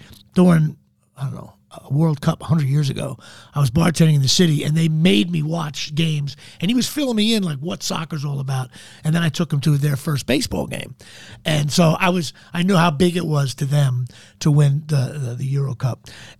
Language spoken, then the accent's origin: English; New Jersey, United States; I'm a Jersey Italian. I grew up in New Jersey.